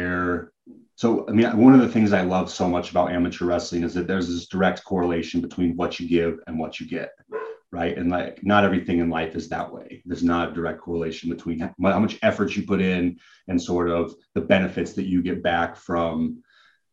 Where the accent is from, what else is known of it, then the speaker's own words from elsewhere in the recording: Hubbard, Oregon, United States; I grew up in Hubbard, Oregon